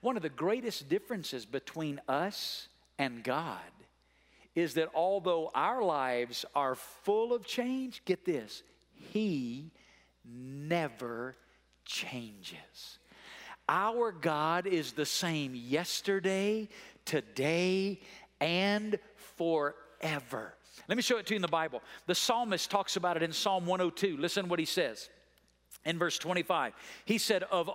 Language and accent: English; Muscle Shoals, Alabama, United States; now in Las Vegas, United States; I grew up in a small town in North Alabama called Muscle Shoals, Alabama